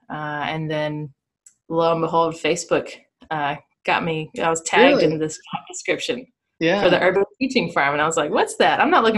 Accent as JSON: {"language": "English", "town": "Greensboro", "region": "North Carolina", "country": "United States", "tie": "born or raised there", "also_born_or_lived": "Indiana", "said": "I was born in Indiana, spent about a year there, and then for the rest of my childhood, grew up in Greensboro."}